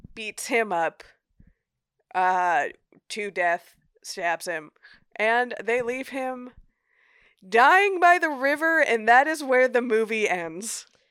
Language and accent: English; United States; as an American viewer